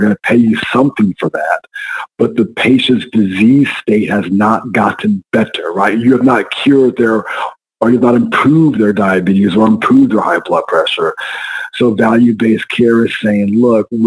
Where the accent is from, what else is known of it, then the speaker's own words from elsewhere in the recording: San Antonio, Texas, United States; also born or lived in Austin, Texas / Houston, Texas; I'm a Texas boy, Brian. I was born and raised in San Antonio, Texas